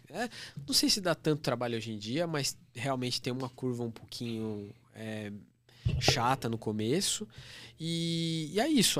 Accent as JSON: {"language": "Portuguese", "town": "Guarulhos", "region": "São Paulo", "country": "Brazil", "tie": "born or raised there", "said": "lá no lugar onde eu nasci, que é região metropolitana de São Paulo, cidade de Guarulhos"}